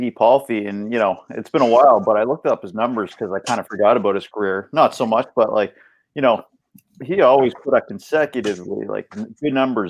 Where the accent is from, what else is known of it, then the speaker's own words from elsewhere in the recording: Halifax, Nova Scotia, Canada; I'm from Halifax, Nova Scotia